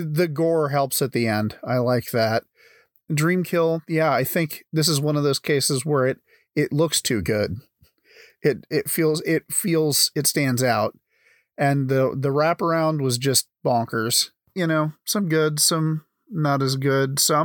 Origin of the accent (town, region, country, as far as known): Iowa, United States